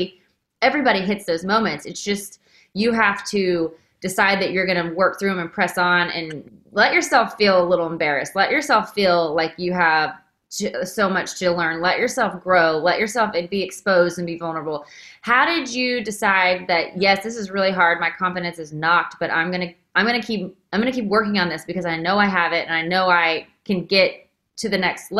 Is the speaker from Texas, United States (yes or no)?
yes; Waco, Texas, United States; I grew up in Waco, Texas